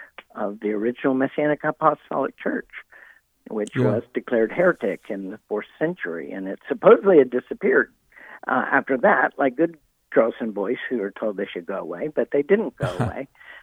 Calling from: Nashville, Tennessee, United States; I'm calling in from Nashville. I'm at the National Religious Broadcasters Conference in Nashville.

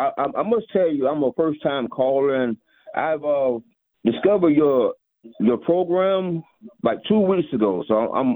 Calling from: Moultrie, Georgia, United States; South Georgia, a little small town called Moultrie.

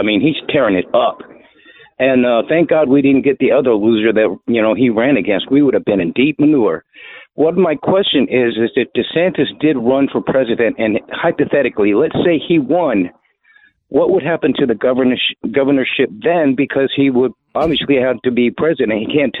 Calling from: Clearwater, Florida, United States; I'm basically in Clearwater, Pinellas County.

